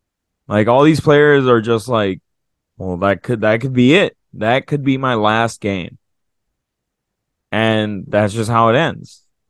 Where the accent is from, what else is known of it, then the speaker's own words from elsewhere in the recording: Minnesota, United States; Oh, we're from Minnesota. We call it pop. We drink a nice cold pop.